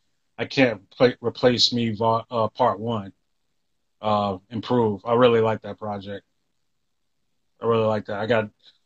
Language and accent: English; the South, United States; I came from the South. People don't even think we're from where we're from.